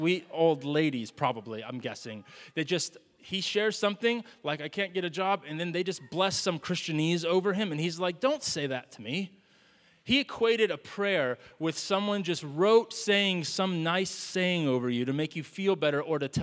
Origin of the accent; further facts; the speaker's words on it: the South, United States; moved away; We're from the South